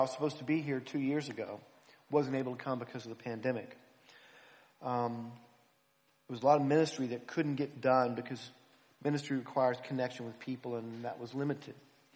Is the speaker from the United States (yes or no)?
yes; United States; now in Philadelphia, United States; being an American